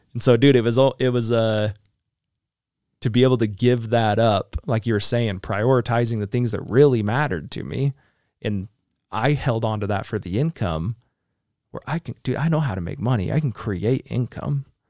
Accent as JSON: {"language": "English", "country": "United States", "said": "so being American"}